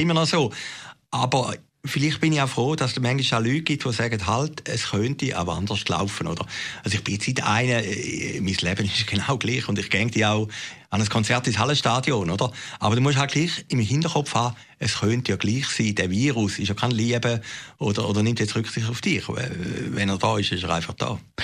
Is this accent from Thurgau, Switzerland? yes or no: no; Zürcher Weinland, Zurich, Switzerland; in Uwiesen, wo ich aufgewachsen bin, im Zürcher Wieland